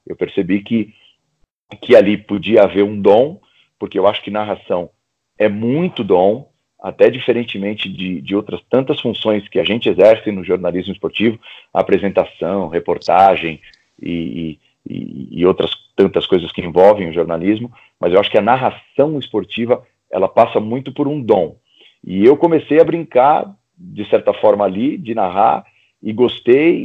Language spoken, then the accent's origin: Portuguese; ABC region, Greater São Paulo, Brazil; na região do ABC, de onde eu venho, né? aqui em São Paulo, na região da grande, do Grande ABC, que é na Grande São Paulo.